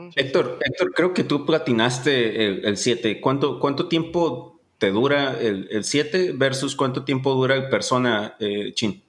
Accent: Ensenada, Baja California, Mexico; soy de Ensenada, como buen ensenadense

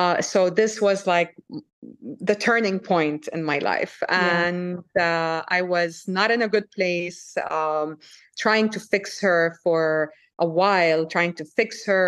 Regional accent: Saudi Arabia; moved away; also born or lived in France / Lebanon; I was born in France. I grew up in Saudi Arabia.

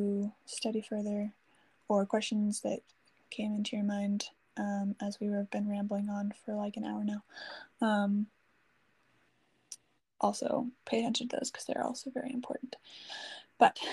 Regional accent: near Chicago, Illinois, United States; moved away; I was from near Chicago

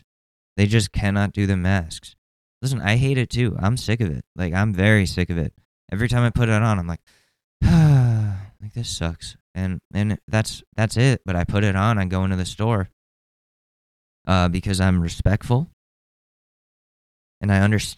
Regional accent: Danbury, Connecticut, United States; I'm from Danbury, Connecticut

